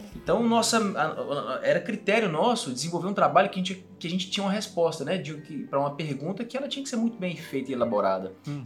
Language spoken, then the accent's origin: Portuguese; Patos de Minas, Minas Gerais, Brazil; moved away as an adult; also born or lived in Belo Horizonte; eu sou de Patos de Minas, igual você falou, entrei na universidade lá